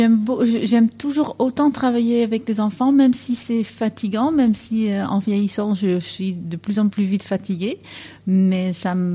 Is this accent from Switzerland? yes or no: no; Netherlands; French is a second language; moved away as an adult; now in France; tu as bien entendu que j'ai un accent. Je viens des Pays-Bas.